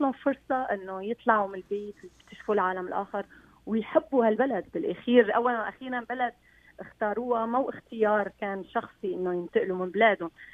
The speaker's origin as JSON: {"language": "Arabic", "town": "Aleppo", "region": "Aleppo Governorate", "country": "Syria", "tie": "born or raised there", "moved": "as an adult", "lives_now": "Quebec, Canada", "said": "انا من حلب وانا عشت حلب والصابون الحلبي هو شيء ربينا عليه ببيوتنا"}